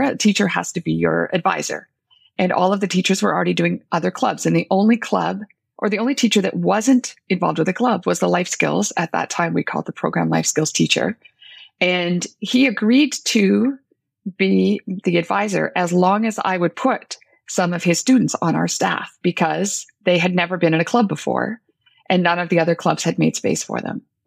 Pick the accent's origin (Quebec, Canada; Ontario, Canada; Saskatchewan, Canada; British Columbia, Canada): Ontario, Canada; Northern; I come from Northern Ontario